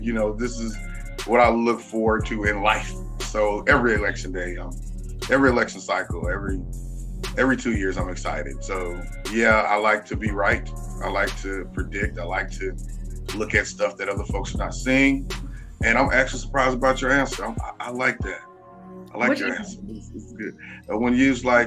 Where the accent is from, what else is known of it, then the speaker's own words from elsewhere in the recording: College Station, Texas, United States; my hometown, Bryan-College Station